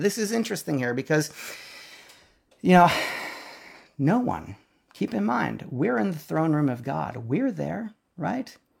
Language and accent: English; South Dakota, United States; now in Nashville, United States; we grew up in South Dakota